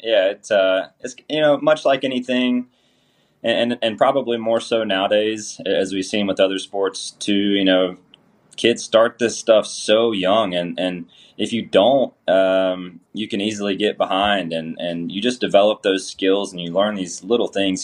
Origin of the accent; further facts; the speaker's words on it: Georgia, United States; I'm from Georgia.